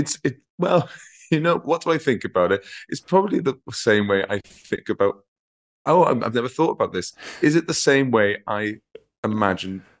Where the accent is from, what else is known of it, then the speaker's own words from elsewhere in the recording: Merthyr Tydfil, Wales, United Kingdom; also born or lived in Rhondda Valley; I'm from Merthyr Tydfil.